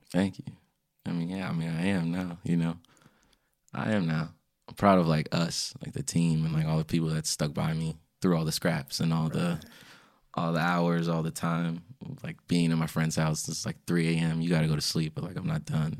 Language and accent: English; Springfield, Virginia, United States; also born or lived in Washington, D.C.; I was born in D C, grew up in Springfield, Virginia, but both my parents are from Ghana